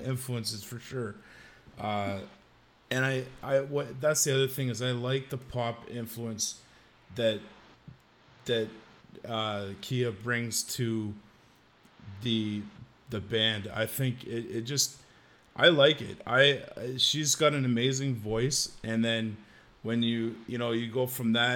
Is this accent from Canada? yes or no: yes; Oshawa, Ontario, Canada; Oshawa, Ontario